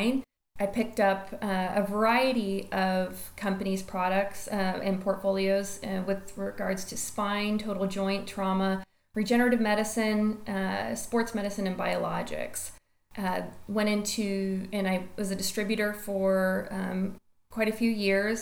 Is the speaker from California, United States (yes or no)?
no; Destin, Florida, United States; moved away as an adult; also born or lived in Kansas City, Missouri; just left and fled Destin, Florida, which is my hometown, which I love and adore.